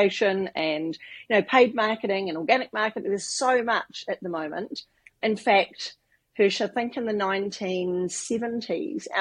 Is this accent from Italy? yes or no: no; New Zealand; I do come from New Zealand. I grew up living in the bush in New Zealand